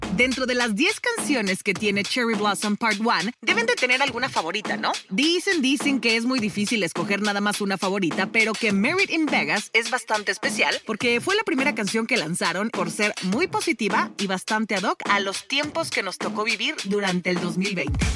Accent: Mexico

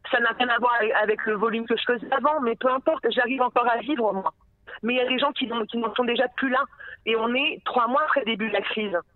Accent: France; comme je suis une française et que je suis droite

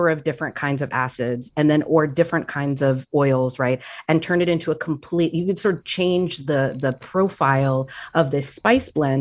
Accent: American South outside of Atlanta, Georgia, United States; also born or lived in Puerto Rico; I grew up largely in the American South outside of Atlanta. Puerto Rico is where my heart lives. I was born there, but I moved when I was very young.

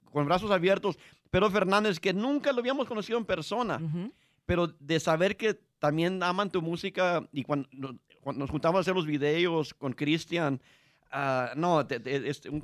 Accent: Texas, United States; nosotros somos nacidos en Texas

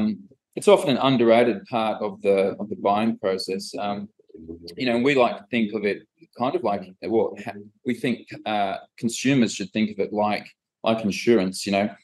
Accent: Australia; born there; also born or lived in Malta / England / Scotland; my background, I was born in Australia, but grew up in Europe, so Malta, England, and then Scotland.

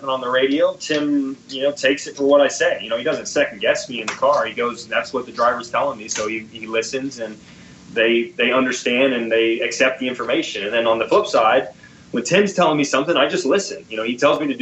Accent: United States; being an American

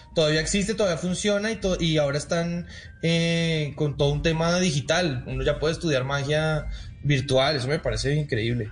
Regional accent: Colombia; also born or lived in Las Vegas, United States / Argentina; Aquí en Colombia existe. Yo estudié en esa escuela

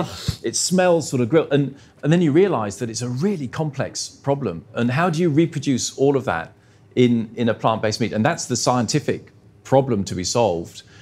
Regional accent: Australia

